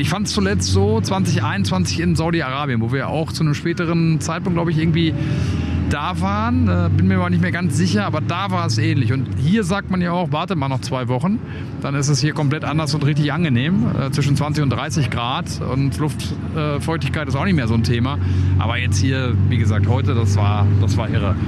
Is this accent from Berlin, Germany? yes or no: no; Dortmund, North Rhine-Westphalia, Germany; ich komme ja aus Dortmund